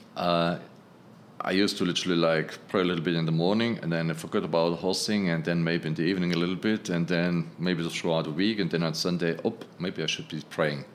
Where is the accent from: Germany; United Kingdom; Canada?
Germany; now in New York City, United States; I'm originally from Germany.